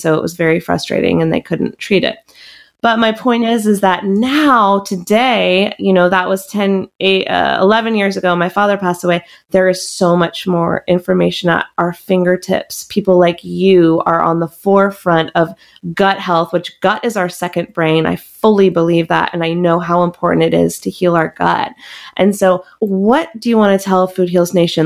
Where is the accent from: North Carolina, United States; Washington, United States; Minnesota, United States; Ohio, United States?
North Carolina, United States; Chapel Hill; I grew up in Chapel Hill